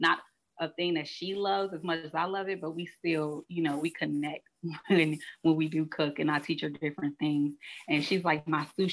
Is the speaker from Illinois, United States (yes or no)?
yes; Chicago, Illinois, United States; moved away as an adult; I'm originally from Chicago, born and raised